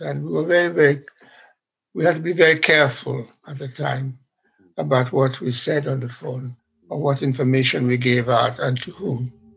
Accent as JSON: {"language": "English", "country": "Sierra Leone", "moved": "yes", "lives_now": "London, United Kingdom", "said": "I am from Sierra Leone and I went back to do a job there in the broadcasting"}